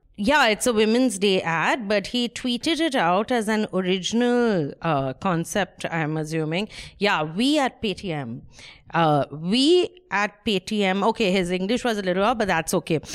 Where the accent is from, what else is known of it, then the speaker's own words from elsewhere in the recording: India; I'm Indian